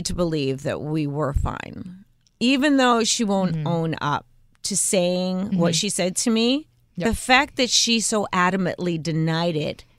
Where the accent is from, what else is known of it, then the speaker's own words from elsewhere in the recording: New Jersey, United States; we're from Jersey and we're Italian.